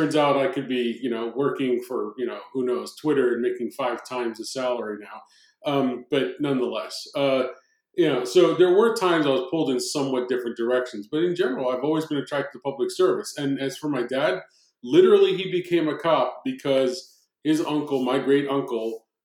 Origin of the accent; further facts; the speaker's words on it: New Jersey, United States; growing up in South Jersey, my dad was, again, a cop